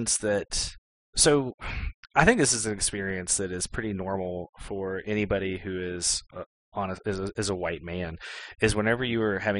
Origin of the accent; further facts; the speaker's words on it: Pennsylvania, United States; what was it like growing up in Appalachia? Didn't you have to worry about, I don't know, something? And I hear that siren in the background. I hope everybody's okay. But anyways, but they would ask things like that. And I would be honest and be like, well, in Allegheny County